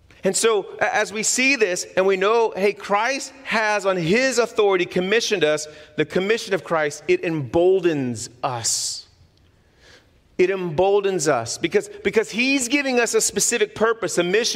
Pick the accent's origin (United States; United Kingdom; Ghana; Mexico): United States; Texas; being a Texan